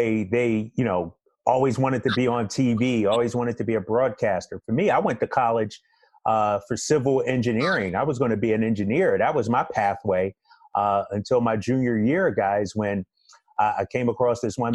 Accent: Philadelphia, Pennsylvania, United States; growing up in Philadelphia

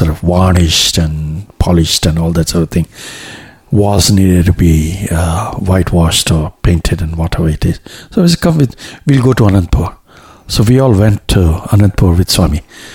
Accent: Kampala, Central Region, Uganda; born there; also born or lived in India; Incidentally, I was born in East Africa, in Kampala, in Uganda. So that time Uganda was still under British territory.

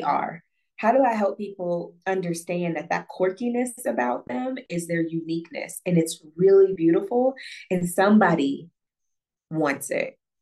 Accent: Northeast Ohio, United States; moved away as an adult; now in Accra, Ghana; I am Ohio native, born and raised in Northeast Ohio

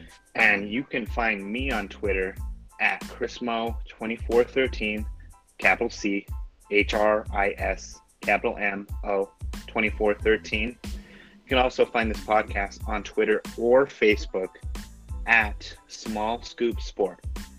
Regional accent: Grants, New Mexico, United States; now in Albuquerque, United States; I'm originally from Grants, New Mexico, currently in Albuquerque.

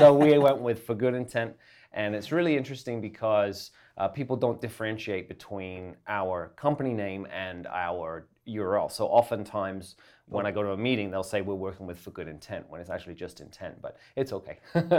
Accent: Essex, East of England, United Kingdom; moved away as an adult; also born or lived in London, England; now in Canada; England. I'm from England

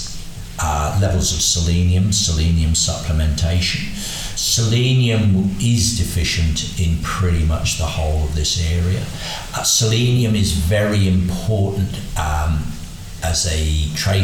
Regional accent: Berkshire, South East England, United Kingdom; when I was growing up in Berkshire in dairy cattle

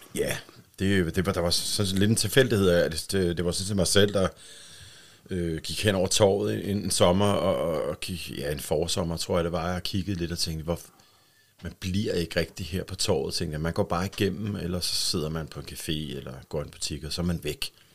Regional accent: Bornholm, Capital Region of Denmark, Denmark; also born or lived in Helsingør; bliver vi, øh, mig og min tvillingssøster, født i, i Helsingør og, og bor deroppe, men de flytter så til, til Bornholm, da, da vi er et år cirka. Ikke? Så, så der har jeg været her på Bornholm lige siden.

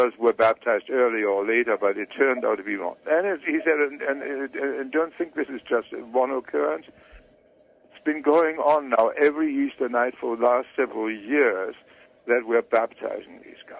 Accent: Leipzig, Saxony, Germany; Leipzig, which happens to be my hometown, which is in eastern Germany

